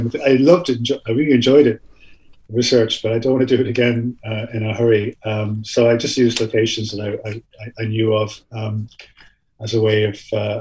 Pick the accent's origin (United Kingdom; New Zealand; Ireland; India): Ireland; also born or lived in Canada; I'm an Irish citizen. I grew up here, obviously, as you can hear from my accent.